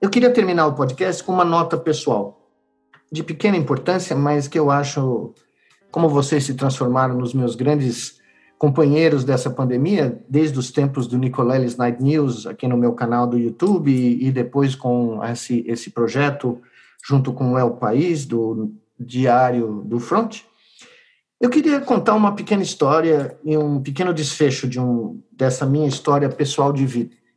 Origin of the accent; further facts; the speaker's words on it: Brazil; nos anos que me restam como brasileiro